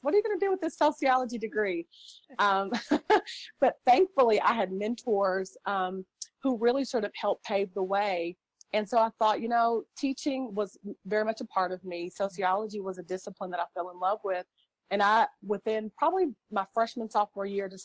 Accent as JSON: {"language": "English", "region": "the South", "country": "United States", "said": "I'm from the South, so our children say yes, ma'am, and no, ma'am"}